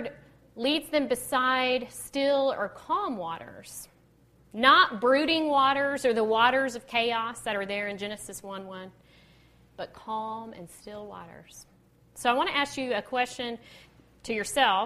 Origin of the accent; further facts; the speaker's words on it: Texas, United States; I'm from Texas